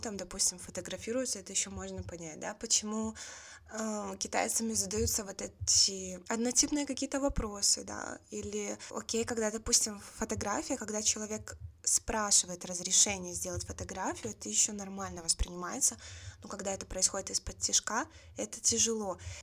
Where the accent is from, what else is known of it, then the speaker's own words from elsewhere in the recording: Belarus; я из Беларуси